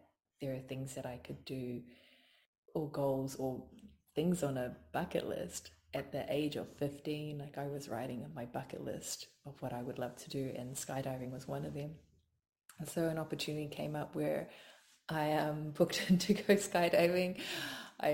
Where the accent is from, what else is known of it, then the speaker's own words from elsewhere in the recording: Samoa; also born or lived in New Zealand; now in Australia; I grew up in Samoa, which is a group of very small islands in the South Pacific